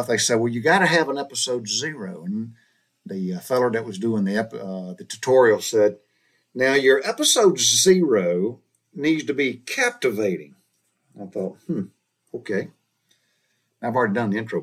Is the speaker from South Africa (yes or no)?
no; Butler, Georgia, United States; moved away as an adult; also born or lived in Macon, Georgia; I was raised in Butler, Georgia, small southern town.